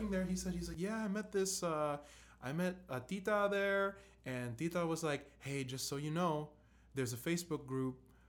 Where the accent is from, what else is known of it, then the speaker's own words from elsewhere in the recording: United States; we're born and raised in America, and we're kind of living the American style life.